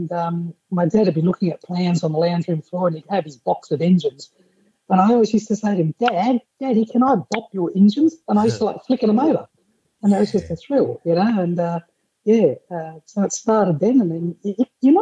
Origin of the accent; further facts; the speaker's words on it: Sydney, New South Wales, Australia; I grew up in Sydney